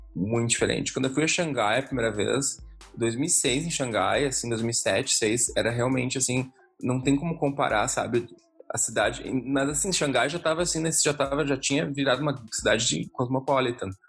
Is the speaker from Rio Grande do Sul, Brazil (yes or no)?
yes; Porto Alegre, Rio Grande do Sul, Brazil; moved away as an adult; also born or lived in Israel; now in London, United Kingdom; a gente era no mesmo colégio israelita em Porto Alegre